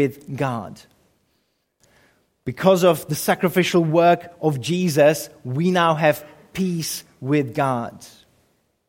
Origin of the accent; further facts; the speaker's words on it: Czechia; moved away; I grew up in the Czech Republic